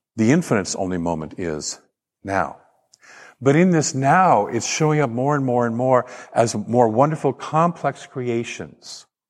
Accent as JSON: {"language": "English", "town": "Portland", "region": "Oregon", "country": "United States", "tie": "born or raised there", "said": "I grew up in Portland and, and down, down river from there, as the Columbia River hits the ocean"}